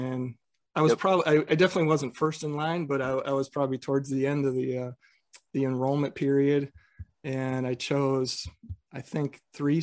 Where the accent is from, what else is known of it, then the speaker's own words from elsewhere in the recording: North Central Illinois, United States; I'm from North Central Illinois